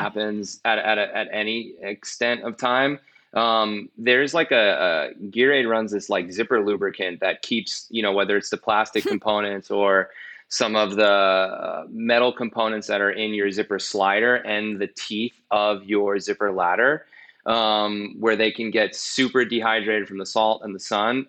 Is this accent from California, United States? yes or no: no; New York, United States; I'm from New York